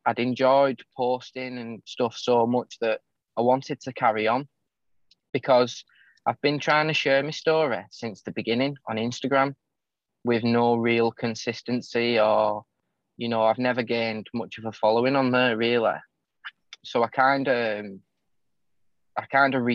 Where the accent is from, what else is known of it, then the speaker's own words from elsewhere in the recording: St Helens, North West England, United Kingdom; my hometown, St. Helens, where I live in the northwest of England